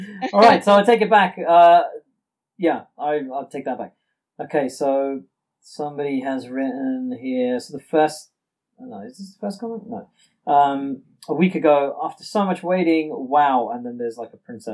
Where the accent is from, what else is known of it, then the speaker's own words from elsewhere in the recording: India; me being Indian